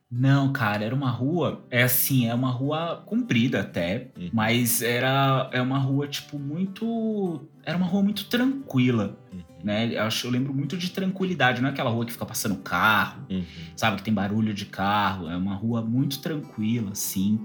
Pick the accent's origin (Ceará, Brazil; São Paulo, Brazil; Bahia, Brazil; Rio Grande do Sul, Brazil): São Paulo, Brazil; also born or lived in Alto da Lapa, São Paulo; meu coração é da Zona Leste, onde eu nasci e fui criado